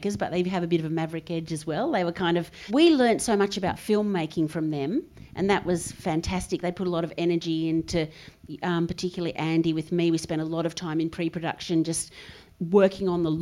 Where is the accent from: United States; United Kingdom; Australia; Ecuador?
Australia; Adelaide, South Australia; because we come from Adelaide